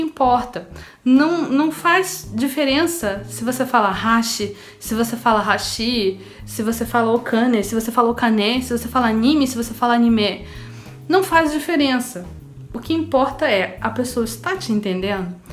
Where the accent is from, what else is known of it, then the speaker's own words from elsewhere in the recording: Rio de Janeiro, Brazil; A gente aqui do Rio de Janeiro fala de um jeito